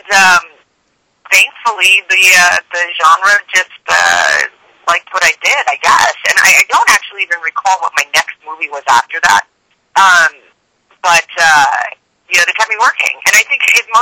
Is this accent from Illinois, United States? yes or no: no; New York City, New York, United States; now in Los Angeles, United States; Growing up in New York was awesome